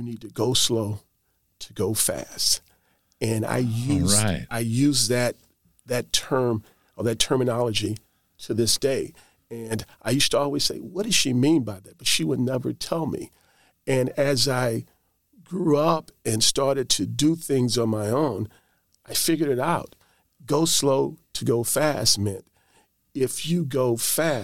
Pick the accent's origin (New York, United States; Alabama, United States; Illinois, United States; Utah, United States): Illinois, United States; East St. Louis; I come from East St. Louis, and I was the only kid to go to college and to be pretty much fostered in a home